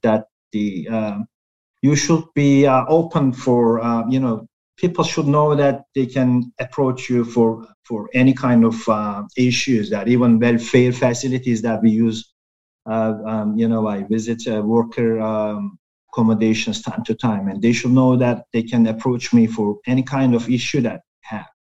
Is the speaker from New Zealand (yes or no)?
no; Turkey; I'm from Turkey